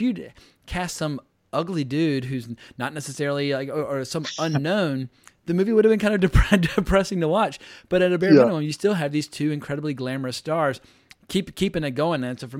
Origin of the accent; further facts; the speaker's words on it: Richmond, Virginia, United States; since I was born there myself